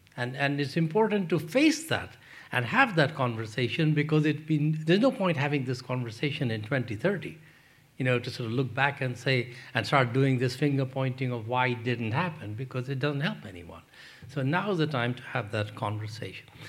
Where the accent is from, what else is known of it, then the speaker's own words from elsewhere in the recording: Pakistan; moved away; also born or lived in London; I grew up in Pakistan